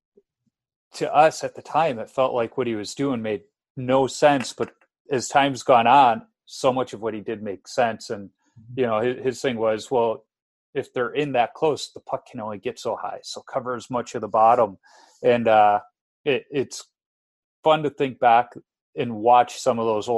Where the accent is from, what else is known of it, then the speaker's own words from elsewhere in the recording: Chicago, Illinois, United States; I'm from Chicago